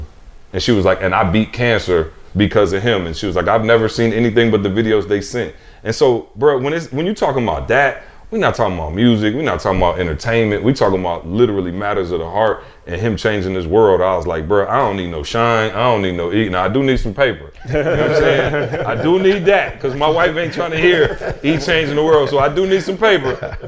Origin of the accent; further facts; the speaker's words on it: Lansing, Michigan, United States; I'm from Lansing, Michigan, bro. We don't have nothing like that.